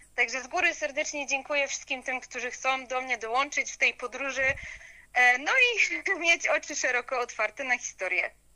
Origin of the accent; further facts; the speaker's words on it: Upper Silesia, Poland; pochodzę z Górnego Śląska, y, urodziłam się tutaj, cała moja rodzina stąd pochodzi